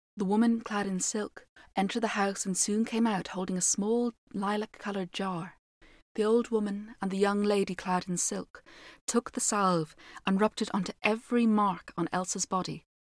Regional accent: Ireland; being an Irish storyteller and mostly based on Irish folklore

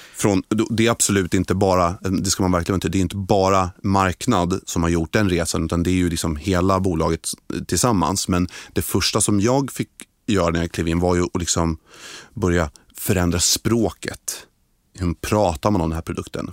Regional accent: Stockholm, Stockholm County, Sweden; jag är född och uppvuxen i Stockholm

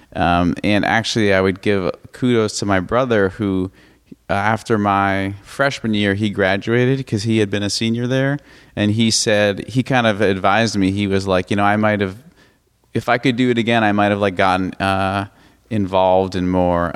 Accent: Brookline, Massachusetts, United States; I'm from Brookline, Massachusetts, originally, which is a suburb of Boston.

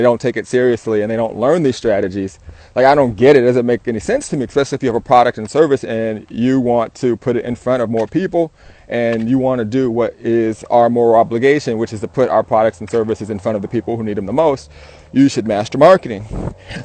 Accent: Southern California, United States; I'm an entrepreneur from SoCal.

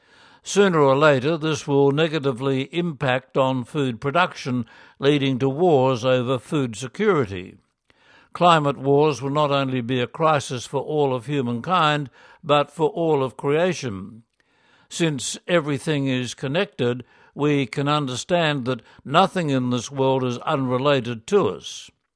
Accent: South Korea; In 2019, after 10 years of mission in the Philippines, I was assigned to my home country of Korea, and I wondered what I could do as an individual and a lay missionary in the Korean church.

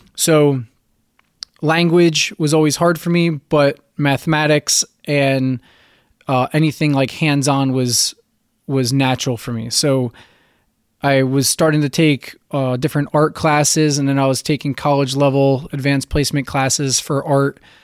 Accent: central New Jersey, United States; moved away as an adult; also born or lived in Virginia Beach; now in Florida, United States; I was born in New Jersey. I grew up in a beach town in central New Jersey

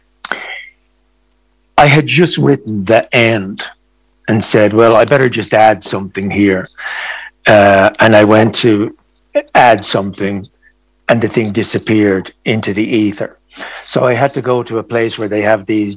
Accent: Ireland; I grew up in Ireland in a time which was darkly repressive for so many of our population, especially women

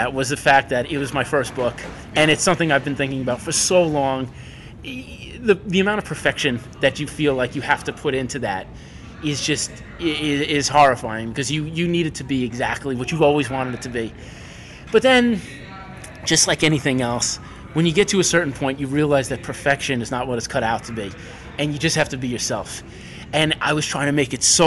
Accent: New York, United States; growing up in New York, too. I had access to all of these schools

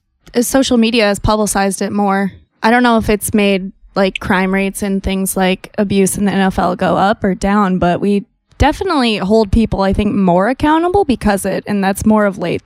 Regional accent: Iowa, United States; Iowa! Shout out my home state!

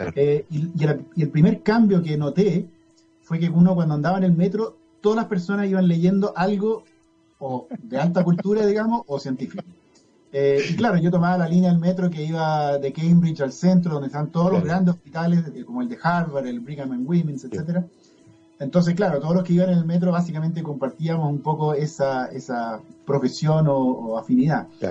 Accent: Chile; also born or lived in United States / Pennsylvania; tenía más afinidad con Chile, me parece, eh, porque tuve toda mi niñez, mi gran parte de mi juventud acá

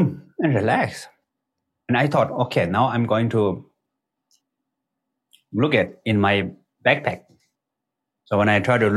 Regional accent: Nepal; English is a second language; I was born in Nepal. Is the border between Tibet and Nepal, actually, right next to the border of the Tibet. And all the people in my village are kind of like, they speak Tibetan language

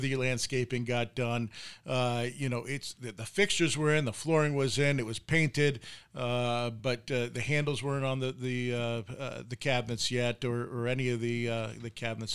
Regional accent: New York, United States; moved away as an adult; I'm from New York, uh, you know, and I grew up with uh, Ed Koch

